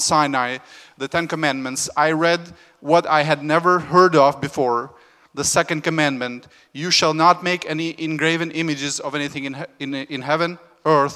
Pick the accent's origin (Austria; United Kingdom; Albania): Albania; moved away; I was born in Albania, where we were just north of Greece.